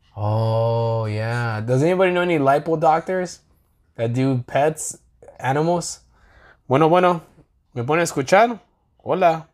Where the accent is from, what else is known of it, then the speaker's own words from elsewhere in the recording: California, United States; I'm from California